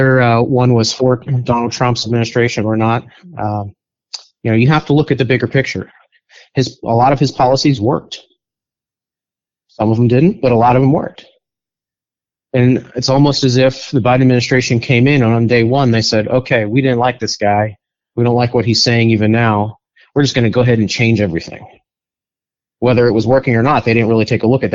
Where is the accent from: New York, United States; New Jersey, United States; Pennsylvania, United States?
Pennsylvania, United States; Western; moved away as an adult; now in Virginia, United States; I'm not a native Virginian or Washingtonian. I'm actually from Western Pennsylvania